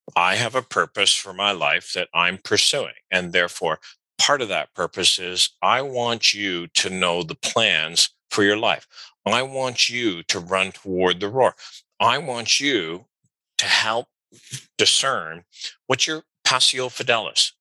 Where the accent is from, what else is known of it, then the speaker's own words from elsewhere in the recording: Canada; I'm Canadian